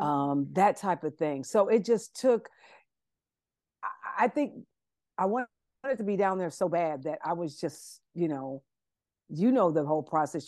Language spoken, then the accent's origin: English; Columbus, Ohio, United States; moved away as an adult; now in Atlanta, United States; I'm originally from Ohio, uh, Columbus, Ohio